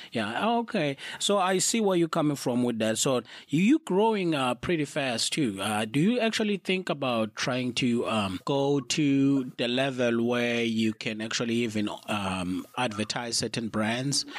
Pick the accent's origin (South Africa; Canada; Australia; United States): South Africa; also born or lived in United Kingdom; as a South African